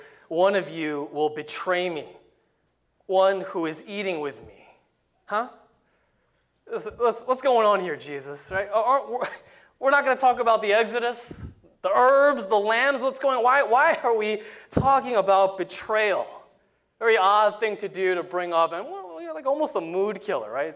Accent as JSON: {"language": "English", "town": "New York City", "region": "New York", "country": "United States", "tie": "born or raised there", "said": "Growing up in New York City"}